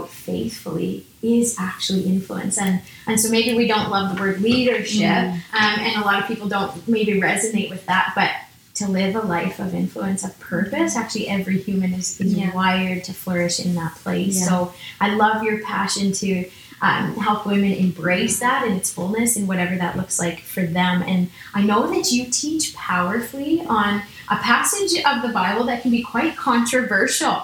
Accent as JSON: {"language": "English", "region": "Saskatchewan", "country": "Canada", "said": "I'm from Saskatchewan"}